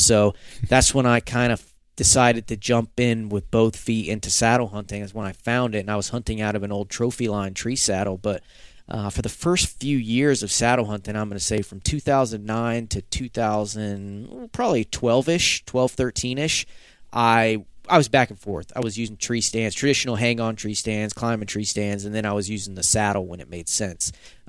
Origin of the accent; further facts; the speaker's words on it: the South, United States; And I grew up hunting in the South, you know, like probably many folks grew up hunting in the South, where you hunted with your family.